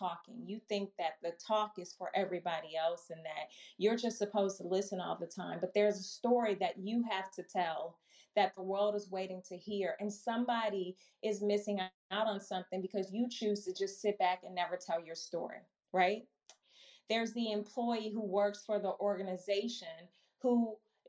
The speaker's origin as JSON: {"language": "English", "town": "Milwaukee", "region": "Wisconsin", "country": "United States", "tie": "born or raised there", "also_born_or_lived": "Chicago, Illinois", "moved": "yes", "lives_now": "Maryland, United States", "said": "born and raised in Milwaukee, Wisconsin, grew up in Chicago, went to undergrad and grad school in Chicago, and now live in the Maryland area"}